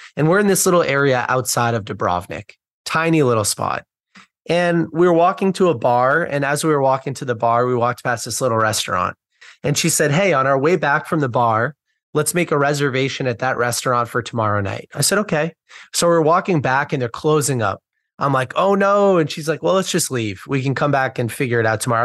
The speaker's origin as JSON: {"language": "English", "country": "United States", "said": "I'm from the United States"}